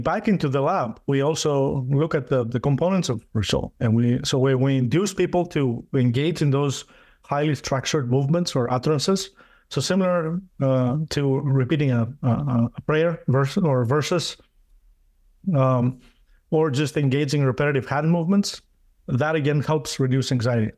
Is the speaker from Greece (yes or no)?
yes; Greece; moved away as an adult; also born or lived in Denmark; now in United States; I went to my home country. I, I was born in Greece